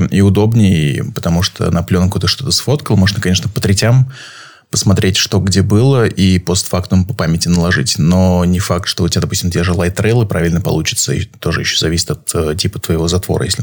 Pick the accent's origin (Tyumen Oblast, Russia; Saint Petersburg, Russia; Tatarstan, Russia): Saint Petersburg, Russia; я из Петербурга.